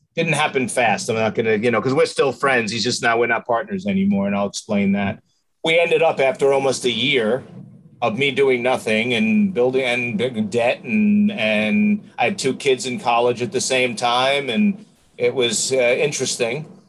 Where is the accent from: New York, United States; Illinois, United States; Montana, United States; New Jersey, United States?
New York, United States; moved away as an adult; now in San Antonio, United States; I'm from New York. I'm uh, just, I'm 57 years old. So my 47 years in New York and 11 years here in, uh, you know, or 10 years here in uh, San Antonio.